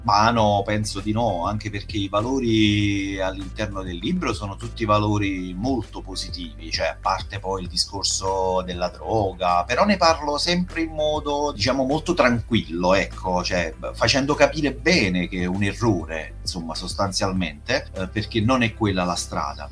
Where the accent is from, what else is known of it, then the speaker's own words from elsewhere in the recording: Pignataro Maggiore, Campania, Italy; È un paese della provincia di Caserta, in realtà è il mio paese di origine, che è Pignataro Maggiore